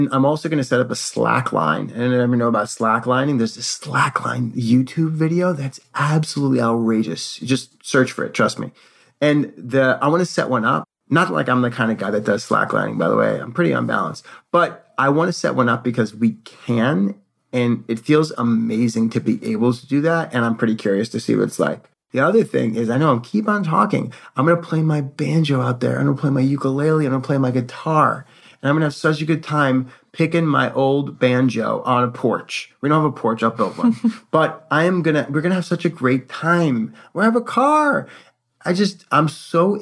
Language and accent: English; New York City, New York, United States; moved away; somebody who was born and raised in New York City